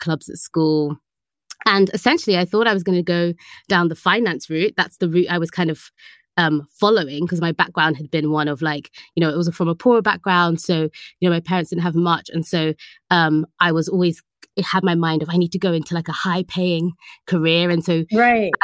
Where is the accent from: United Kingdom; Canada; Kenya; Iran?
United Kingdom; London; I am from London in the UK. That's where I was born. And Northwest London area, for anyone who knows, is where I grew up